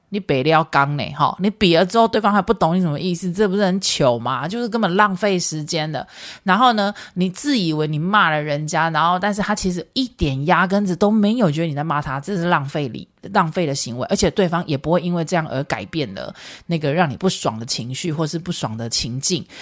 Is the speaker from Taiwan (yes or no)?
yes; Taiwan; moved away as an adult; also born or lived in United States; 我们是拿台湾的钱跟在台湾土生土长的心态要去美国花钱的时候